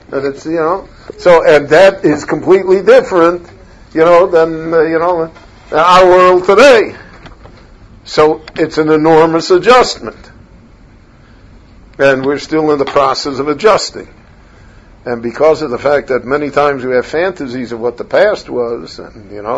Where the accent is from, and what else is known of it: Chicago, Illinois, United States; born or raised there